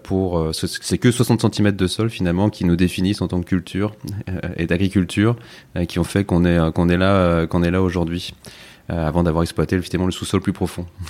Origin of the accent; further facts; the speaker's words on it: the Alps, France; j'ai grandi dans les Alpes, près de la nature aussi